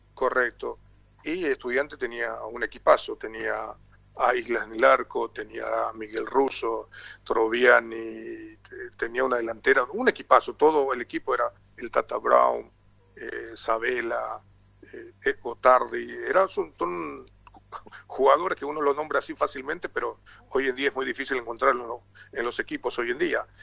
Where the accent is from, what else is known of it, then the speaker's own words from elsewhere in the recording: Paraguay; also born or lived in France / Argentina / Uruguay; por acá en mi país, en Paraguay